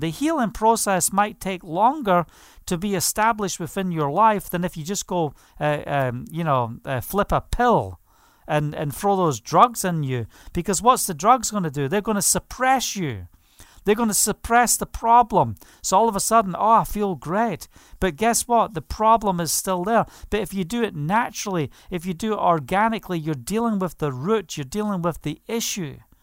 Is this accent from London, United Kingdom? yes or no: no; Scotland, United Kingdom; I was brought up in Scotland